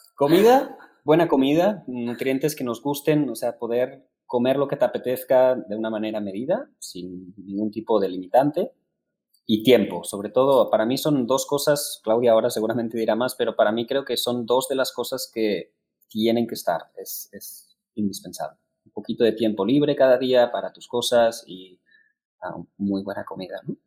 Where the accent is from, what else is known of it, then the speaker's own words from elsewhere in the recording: Spain; now in Mexico; como buenos españoles